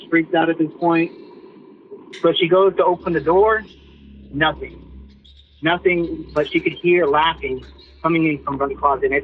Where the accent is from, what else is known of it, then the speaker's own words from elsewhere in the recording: Midland, Texas, United States; I'm from Midland, Texas, a little town out- outside of uh, West Texas.